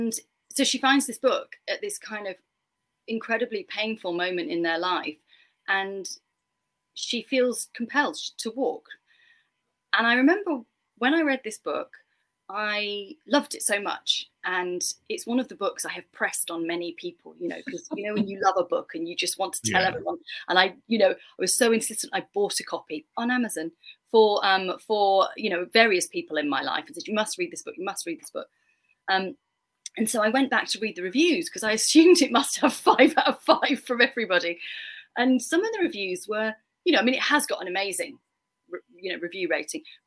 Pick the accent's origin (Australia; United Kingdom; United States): United Kingdom; England